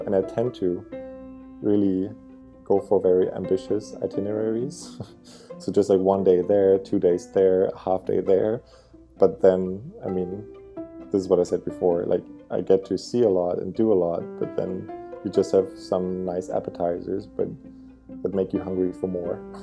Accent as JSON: {"language": "English", "country": "Germany", "also_born_or_lived": "Berlin", "said": "I'm from Germany and I currently live in Berlin, in the capital"}